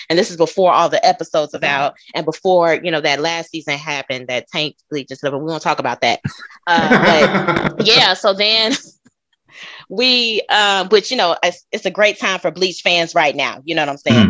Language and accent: English; Chicago, Illinois, United States; moved away as an adult; now in Dallas, United States; I am from Chicago, Illinois. Well, I'm from the south suburbs of Chicago